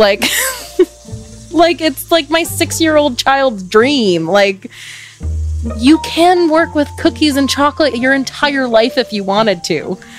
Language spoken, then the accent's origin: English; Richmond, Virginia, United States; also born or lived in New Jersey; I was born in New Jersey, but I grew up in Richmond, Virginia.